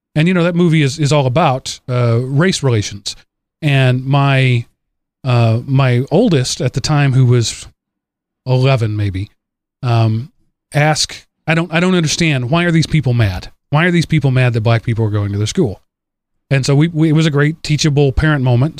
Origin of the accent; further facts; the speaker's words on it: North Texas, United States; moved away; I'm from North Texas.